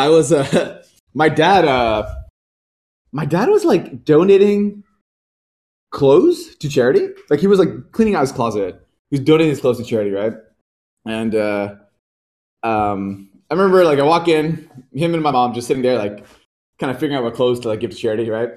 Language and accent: English; Pembroke Pines, Florida, United States; also born or lived in Pakistan; now in San Francisco, United States; I grew up in outside of Miami, like a small suburb called Pembroke Pines. I guess I originally came from Pakistan and came here and I was I was around 8 and then grew up outside of Miami